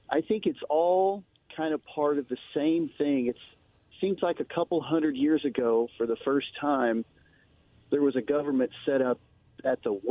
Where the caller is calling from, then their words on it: Wallowa, Oregon, United States; from Wallowa.